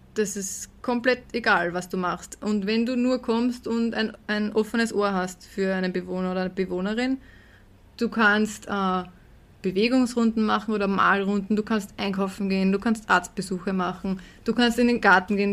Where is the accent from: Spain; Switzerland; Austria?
Austria; Herzogenburg, Lower Austria; bei uns in Herzogenburg